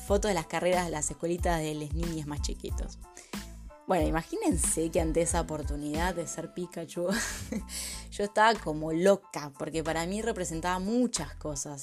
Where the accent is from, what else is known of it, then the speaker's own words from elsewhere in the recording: Buenos Aires, Argentina; moved away as an adult; soy argentina, nacida y criada en la ciudad de Buenos Aires